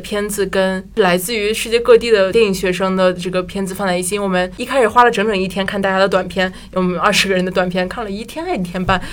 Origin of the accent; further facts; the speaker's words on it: China; moved away; 班里就我一个中国人